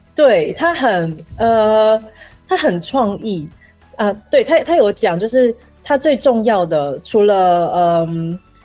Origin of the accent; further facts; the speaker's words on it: Pingtung, Pingtung County, Taiwan; moved away as an adult; now in Paris, France; 我是屏东市人，嗯。我们都是屏东人